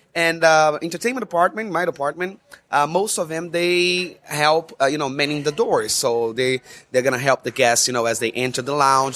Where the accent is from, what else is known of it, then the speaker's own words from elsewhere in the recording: Rio de Janeiro, Brazil; moved away as an adult; I'm from Rio de Janeiro, Brazil, and where, where I was born and raised.